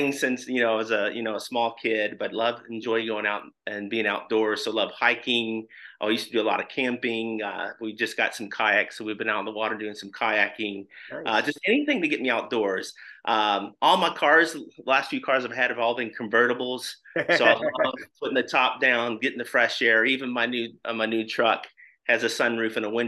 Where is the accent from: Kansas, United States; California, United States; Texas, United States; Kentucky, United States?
Kentucky, United States; Louisville; moved away as an adult; now in Indianapolis, United States; I was born and raised in Louisville, Kentucky, but we've been here in the Indianapolis area since 1998.